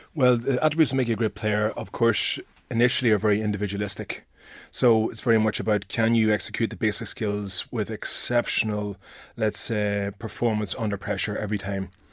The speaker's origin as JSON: {"language": "English", "area": "Armagh", "region": "Northern Ireland", "country": "United Kingdom", "accent": "northern", "said": "my northern accent"}